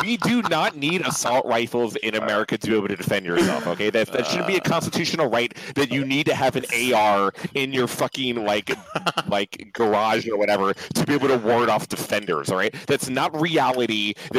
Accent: New York City, New York, United States; as someone who's born and raised in New York City

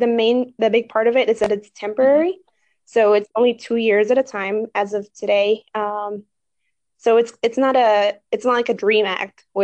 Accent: Northern Virginia, United States; moved away as an adult; also born or lived in Chicago; I grew up in Virginia, in the northern part of Virginia

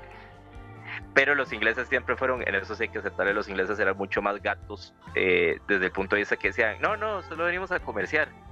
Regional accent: Costa Rica; acá en Costa Rica sabemos

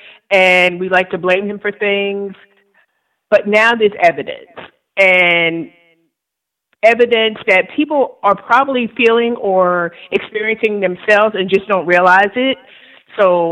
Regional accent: New York, United States; now in Virginia, United States; I live in Virginia right now, but I'm from New York.

